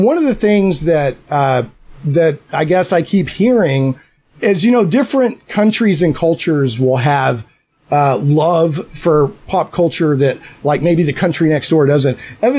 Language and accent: English; Little Rock, Arkansas, United States; also born or lived in Bedfordshire, England; I'm in Little Rock. I grew up in Little Rock, Arkansas, which is part of the Bible Belt, or the buckle on the Bible Belt.